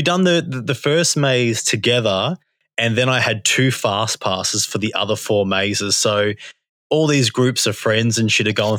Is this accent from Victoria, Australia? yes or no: yes; Victoria, Australia; I'm from Victoria. I travelled far.